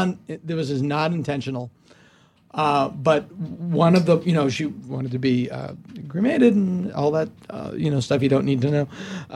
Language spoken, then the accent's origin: English; Hopedale, Massachusetts, United States; It was a little curvy road in my hometown of Hopedale, Massachusetts. And at the end, I lived on the corner.